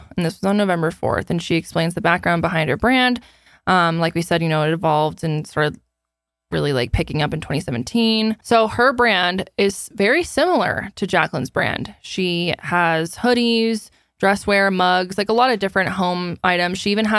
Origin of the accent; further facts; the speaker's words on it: Canada; I'm a Canadian, but the vast majority of my demographic is in the U.S.